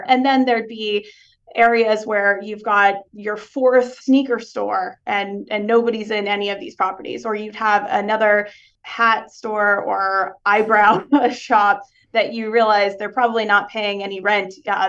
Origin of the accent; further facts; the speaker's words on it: Dallas, Texas, United States; also born or lived in Houston; I was born in Houston. I went to high school in Dallas. So I've moved around a fair bit though.